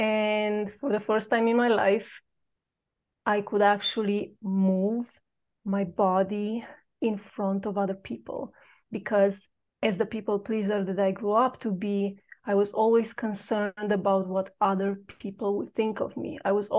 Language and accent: English; Romania; moved away as an adult; I've known that I don't belong where I was educated or where I grew up in Romania.